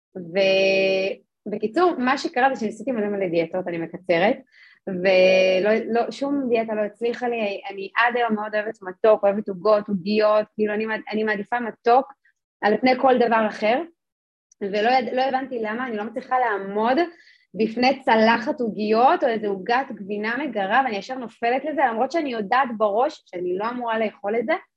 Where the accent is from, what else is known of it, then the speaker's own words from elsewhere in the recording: Jerusalem, Jerusalem District, Israel; אני גדלתי בירושלים